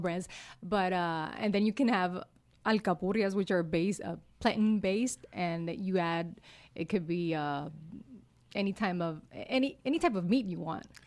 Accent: Utuado, Puerto Rico; first language Spanish; English is a second language; I'm from Utuado. It's in, in the center of the island.

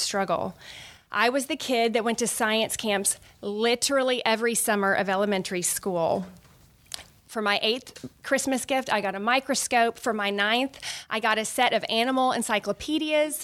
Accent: Orlando, Florida, United States; moved away as an adult; also born or lived in Birmingham, Alabama / New Jersey; I grew up in Orlando, Florida.

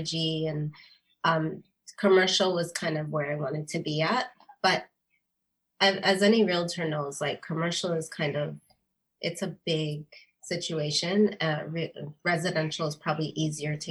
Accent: Virginia Beach, Virginia, United States; now in Canada; I grew up in Virginia Beach

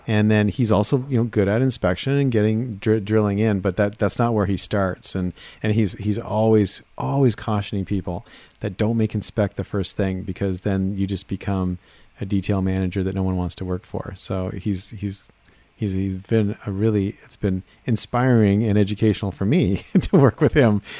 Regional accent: Seattle, Washington, United States; I come from Seattle

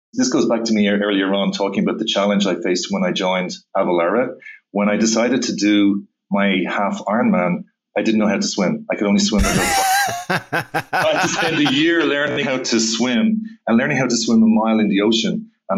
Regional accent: Dublin, Leinster, Ireland; In Dublin, Ireland.

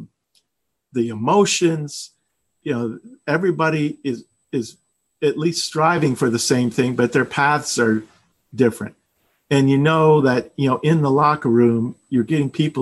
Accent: South Florida, United States; moved away as an adult; also born or lived in Maryland / Oklahoma; I grew up in South Florida.

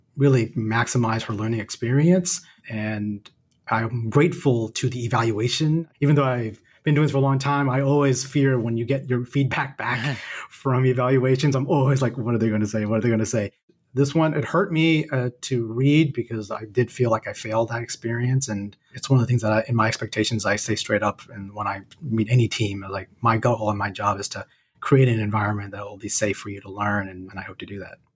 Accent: the South, United States; moved away as an adult; also born or lived in Seattle; now in Atlanta, United States; growing up in the South

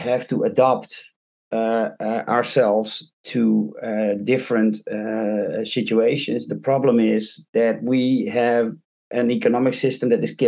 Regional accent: Haarlem, North Holland, Netherlands; moved away as an adult; now in Drouwen, Netherlands; I was actually born and raised in Haarlem, which is on the west coast of the Netherlands, in a city.

